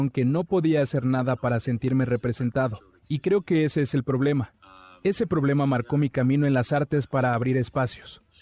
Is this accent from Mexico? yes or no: no; Aguas Buenas, Puerto Rico; Yo crecí en Aguas Buenas, Puerto Rico. Es un pequeño pueblo, pobre, sin representaciones nuestras.